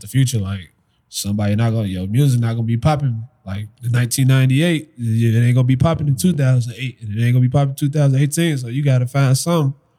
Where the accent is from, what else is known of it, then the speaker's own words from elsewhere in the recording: Chicago, Illinois, United States; also born or lived in University Park, Illinois; i was all over like chicago the whole Chicago area